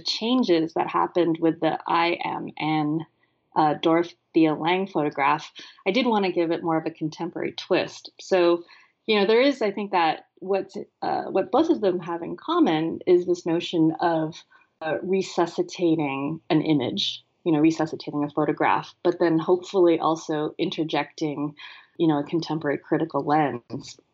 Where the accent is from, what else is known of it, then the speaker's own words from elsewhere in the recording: San Francisco, California, United States; I grew up in San Francisco